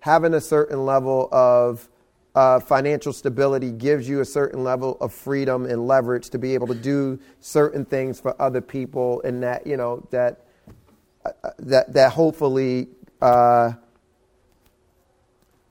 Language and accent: English; United States; being born and raised in America